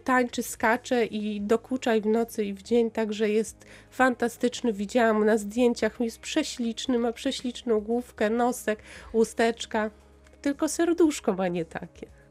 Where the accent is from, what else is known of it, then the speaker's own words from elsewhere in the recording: Lublin, Lublin Voivodeship, Poland; now in Tyniec Mały, Poland; Ja pochodzę z Lublina i tam działają moi przyjaciele